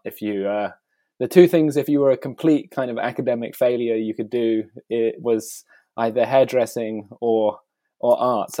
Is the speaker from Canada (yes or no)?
no; United Kingdom; moved away as an adult; also born or lived in Italy / South Africa / Australia; I'm a British artist who um, I've spent most of the uh, last, I guess, 15 years outside of the UK